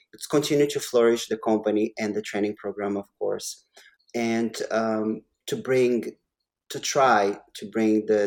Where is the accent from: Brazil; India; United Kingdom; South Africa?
Brazil; now in Vancouver, Canada; I am a Canadian. I'm a Canadian citizen right now. But I am also Brazilian.